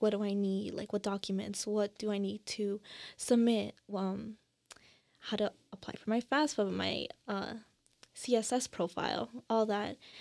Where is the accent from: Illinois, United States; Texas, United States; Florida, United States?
Illinois, United States; Northlake; also born or lived in Elmhurst, Illinois